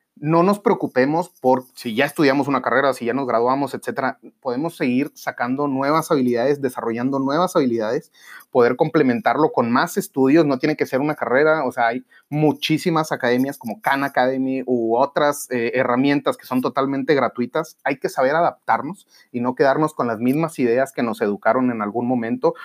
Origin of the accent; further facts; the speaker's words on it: Monterrey, Nuevo León, Mexico; seguir creciendo como regios y como mexicanos